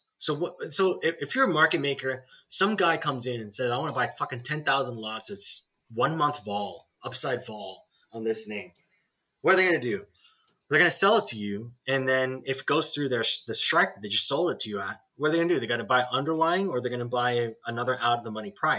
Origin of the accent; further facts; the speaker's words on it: Australia; I grew up in Australia